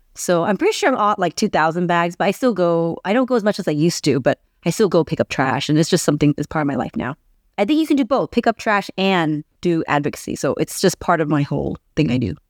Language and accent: English; San Diego, California, United States; I was born and raised in San Diego. So I'm from here.